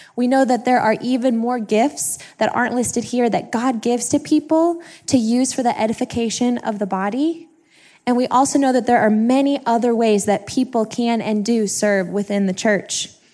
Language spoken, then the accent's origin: English; Kirkwood, Missouri, United States; I'm from the Kirkwood area